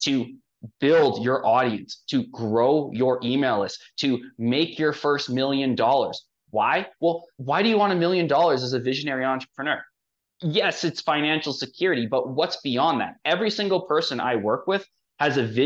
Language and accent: English; Canada; I come from Canada